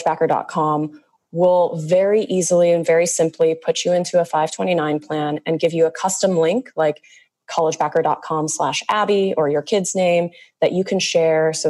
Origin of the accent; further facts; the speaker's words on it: Illinois, United States; my home state of Illinois